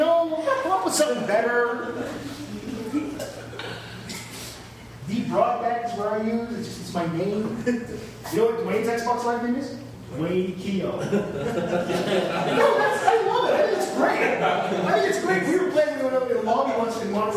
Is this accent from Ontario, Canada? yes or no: yes; London, Ontario, Canada; I grew up in London, and there's a Western Fair, it's a big deal